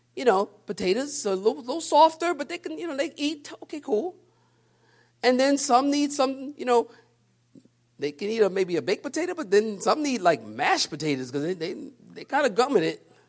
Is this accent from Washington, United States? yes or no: no; Philadelphia, Pennsylvania, United States; I'm from Philadelphia. I walk downtown in Philly